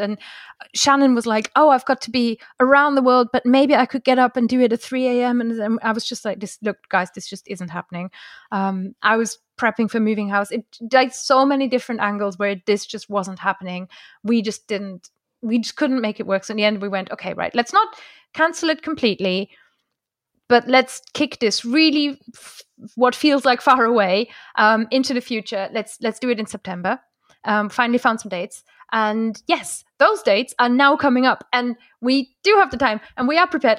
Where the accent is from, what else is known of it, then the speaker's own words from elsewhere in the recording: Germany; first language German; English is a second language; moved away; I grew up near Luxembourg and near France